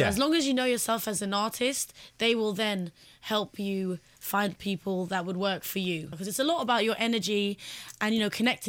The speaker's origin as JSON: {"language": "English", "region": "London", "country": "United Kingdom", "said": "I'm a girl from West London, and I've been singing for a while. And I came to Jay's attention when I was 18. I'm 21 years old now"}